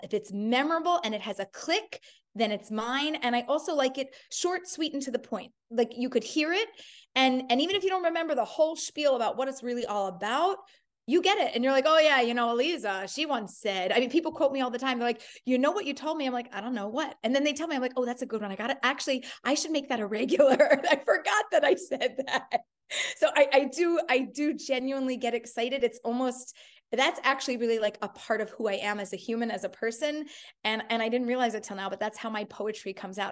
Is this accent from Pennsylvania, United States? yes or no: yes; Philadelphia, Pennsylvania, United States; I grew up in Philadelphia